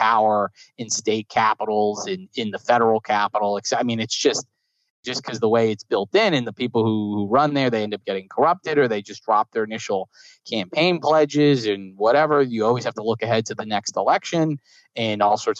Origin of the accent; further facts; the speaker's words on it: New Jersey, United States; I grew up in New Jersey